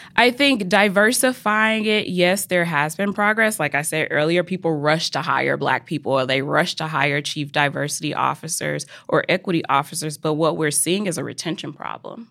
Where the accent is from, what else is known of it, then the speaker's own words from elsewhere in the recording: Mississippi, United States; I'm from Mississippi